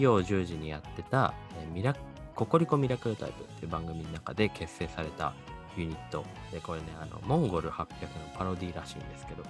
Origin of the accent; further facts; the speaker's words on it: Shizuoka, Japan; moved away; 静岡県民ですね、あの、私たちとか、僕たち